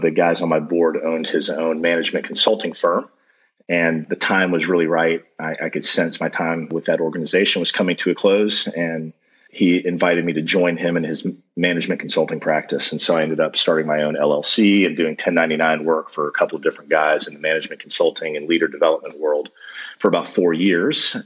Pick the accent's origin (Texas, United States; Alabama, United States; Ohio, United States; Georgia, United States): Georgia, United States; Atlanta; I grew up in Metro Atlanta